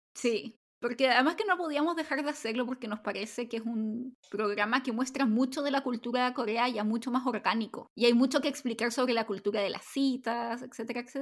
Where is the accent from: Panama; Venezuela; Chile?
Chile; also born or lived in South Korea; soy chilena y los chilenos somos como más reservados